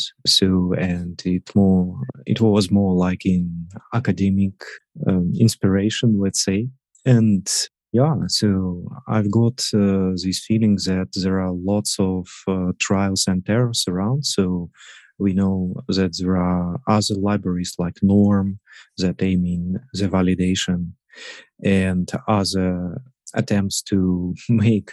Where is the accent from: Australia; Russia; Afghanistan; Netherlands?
Russia; moved away as an adult; now in Hamburg, Germany; I'm originally from Russia, but for 3 years, we with my family live in Hamburg, Germany